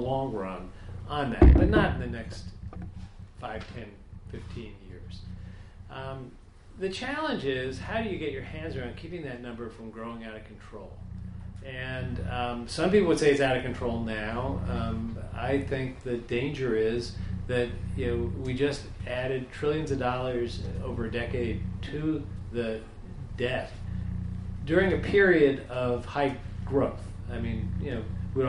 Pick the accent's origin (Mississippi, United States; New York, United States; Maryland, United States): New York, United States; New York City; I worked for Tip O'Neill, I'm from Queens